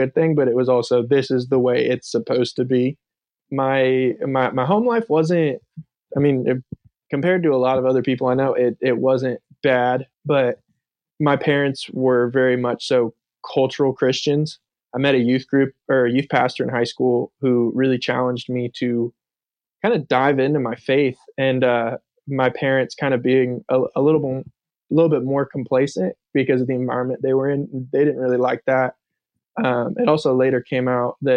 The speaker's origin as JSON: {"language": "English", "town": "Thousand Oaks", "region": "California", "country": "United States", "tie": "born or raised there", "moved": "yes", "lives_now": "Charleston, United States", "said": "I grew up in Southern California in a town called Thousand Oaks"}